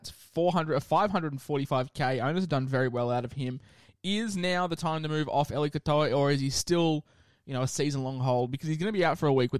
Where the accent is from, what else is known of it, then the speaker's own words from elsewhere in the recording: Queensland, Australia; I'm a Queenslander